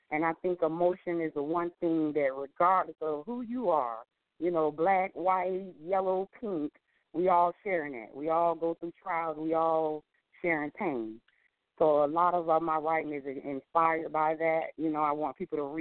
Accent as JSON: {"language": "English", "region": "New Jersey", "country": "United States", "tie": "born or raised there", "moved": "yes", "lives_now": "Fort Lauderdale, United States", "said": "I was born in New Jersey. I'm living now in Fort Lauderdale, Florida"}